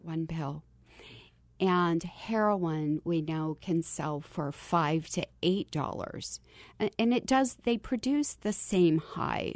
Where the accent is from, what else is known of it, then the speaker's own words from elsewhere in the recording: Kentucky, United States; moved away; as a girl growing up in Kentucky